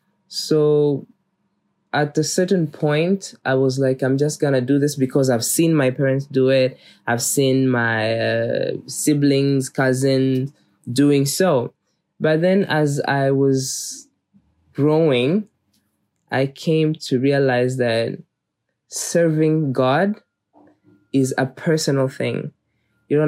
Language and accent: English; Kigali, Rwanda; born there; I was born in Rwanda, Kigali, in 2000. So I am 21 years old.